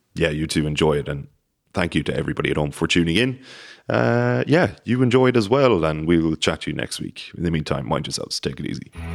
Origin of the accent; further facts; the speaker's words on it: Cork, Munster, Ireland; I'm from Cork, I'm from Ireland and Munster